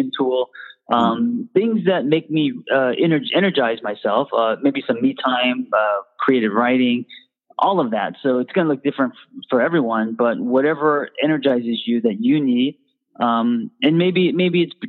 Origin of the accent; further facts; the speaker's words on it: Los Angeles, California, United States; I grew up in LA in Hollywood